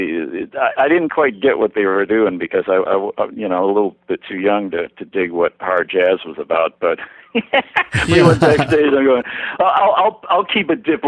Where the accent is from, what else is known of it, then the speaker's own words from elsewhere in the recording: Rochester, New York, United States; I was born and raised in Rochester, New York, which is upstate